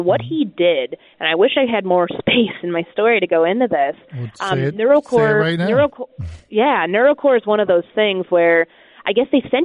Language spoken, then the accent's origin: English; Chicago, Illinois, United States; I'm best friends with my high school friends, and I'm from Chicago